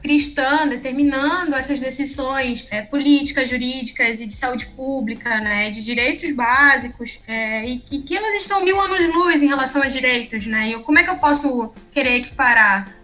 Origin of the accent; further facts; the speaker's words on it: Amapá, Brazil; sou amapaense, aqui do extremo norte do Brasil